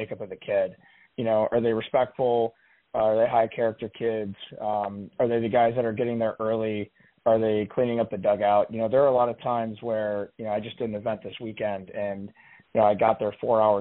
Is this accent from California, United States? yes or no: no; Pittsburgh, Pennsylvania, United States; moved away as an adult; also born or lived in Buffalo; I grew up in Pittsburgh